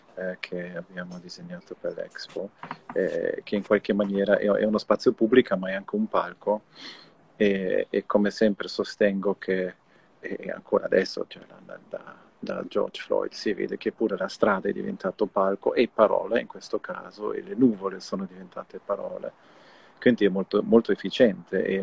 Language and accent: Italian; Germany; io sono tedesco